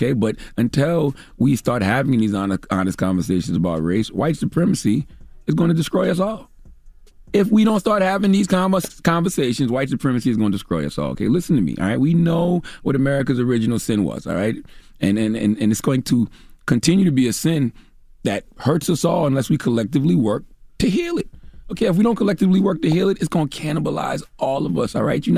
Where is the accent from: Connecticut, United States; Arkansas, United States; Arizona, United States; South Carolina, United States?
South Carolina, United States; being that I hail from South Carolina, but I was used to my brand of racist.